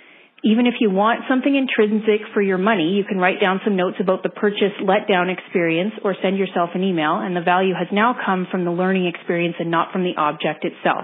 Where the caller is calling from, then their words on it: Calgary, Alberta, Canada; I'm from Calgary, Alberta.